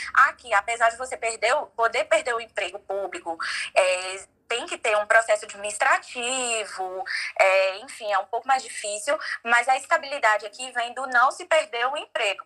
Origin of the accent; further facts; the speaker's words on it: João Pessoa, Paraíba, Brazil; moved away as an adult; now in United States; eu sou de João Pessoa